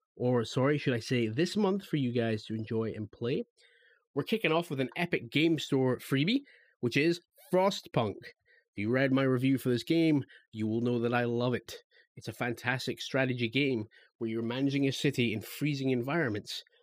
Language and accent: English; Scotland, United Kingdom; I'm a Scottish lad.